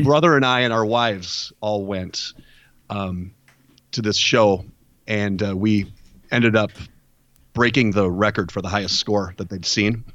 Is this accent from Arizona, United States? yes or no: no; Minneapolis, Minnesota, United States; moved away as an adult; now in Charlotte, United States; I'm originally from the Minneapolis, Minnesota area